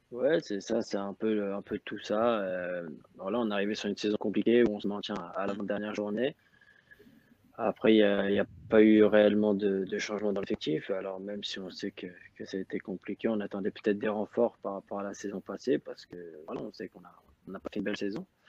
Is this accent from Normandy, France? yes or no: yes; Rouen / Le Havre area, Normandy, France; moved away as an adult; now in Azerbaijan; j'avais vingt-six ans, où j'étais toujours resté dans, dans ma région natale